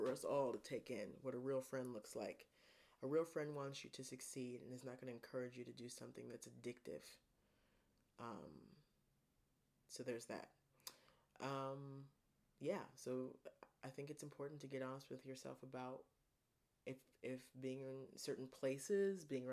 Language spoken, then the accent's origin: English; Ohio, United States; I'm from Ohio, so I say pop